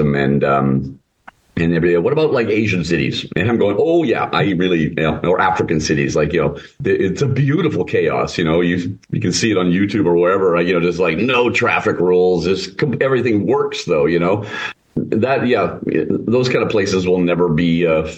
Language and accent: English; Calgary, Alberta, Canada; moved away as an adult; now in Copenhagen, Denmark; my parents immigrated to Canada in 1953, where I was born and raised in Calgary. Then I left Canada at 19